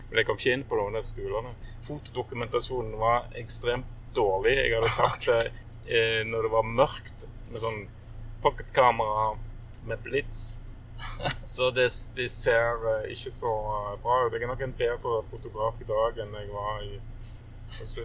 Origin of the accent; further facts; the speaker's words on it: Kvanland, Rogaland, Norway; Men eh, jeg er fra Kvanland. Jeg er oppvokst på Kvanland